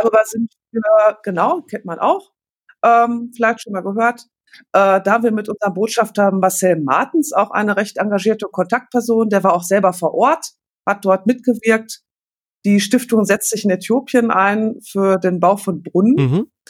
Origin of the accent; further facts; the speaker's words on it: Paderborn, North Rhine-Westphalia, Germany; Ich komme aus Paderborn